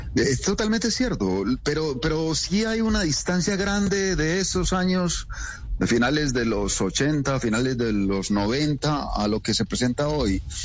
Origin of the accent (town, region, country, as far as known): Colombia